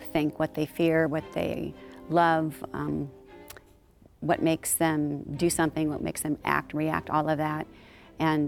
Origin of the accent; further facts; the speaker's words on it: San Diego, California, United States; I'm from San Diego. That's my native town